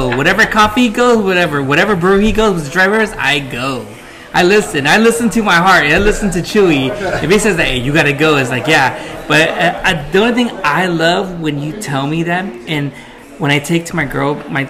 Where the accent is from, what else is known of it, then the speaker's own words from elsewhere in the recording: Long Beach, California, United States; also born or lived in Wilmington, California / Carson, California; even though I was born in Long Beach, lived in Wilmington, Carson, and when my mom and dad split up, I lived to Northern California, my heart's still in Southern California, no matter what.